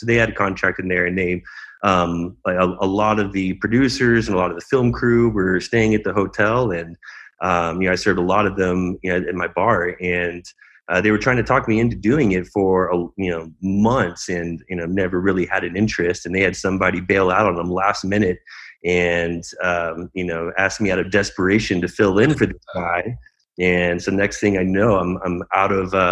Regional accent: Dallas, Texas, United States; now in Scottsdale, United States; I'm from Dallas, the Dallas area originally, but I've been in Scottsdale for about 15 years

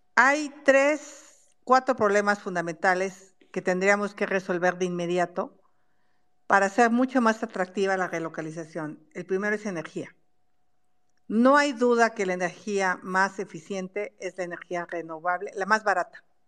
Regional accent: Mexico; soy mexicana

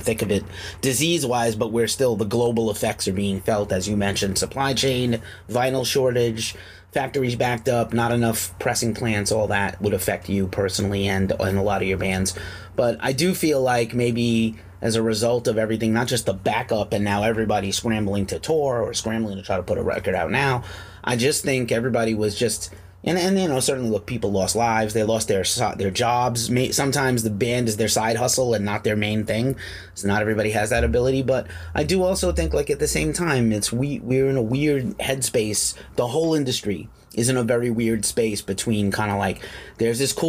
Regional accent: New York City, New York, United States; now in California, United States; I'm from New York City originally. I live in California now

